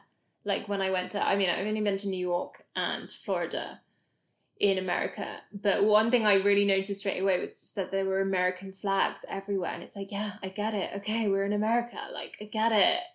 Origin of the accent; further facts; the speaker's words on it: United Kingdom; I'm very proud to be British Indian, and I enjoy, you know, taking pride in being British